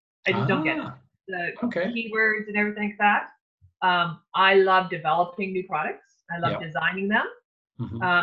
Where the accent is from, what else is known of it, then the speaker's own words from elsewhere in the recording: Lake Superior, Northern Ontario, Canada; we were growing up on Lake Superior in Northern Ontario.